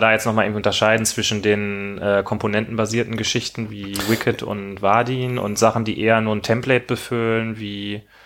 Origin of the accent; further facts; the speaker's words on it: Rhineland, Germany; ich komme aus dem Rheinland